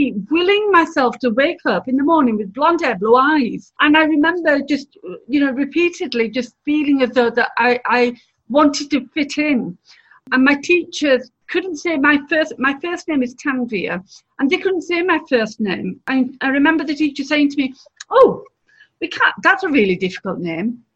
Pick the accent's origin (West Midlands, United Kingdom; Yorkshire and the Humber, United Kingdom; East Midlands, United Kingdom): Yorkshire and the Humber, United Kingdom; Bradford; I was born and brought up here. I was born in Bradford in 1965